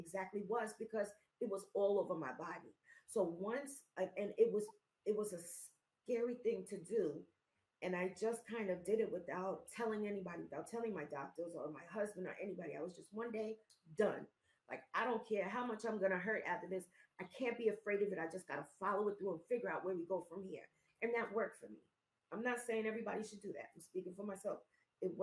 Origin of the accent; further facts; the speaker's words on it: New York City, New York, United States; I'm from New York City. We're from the Bronx.